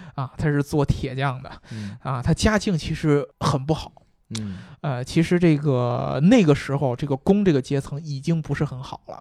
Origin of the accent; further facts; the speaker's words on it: China; 我们中国人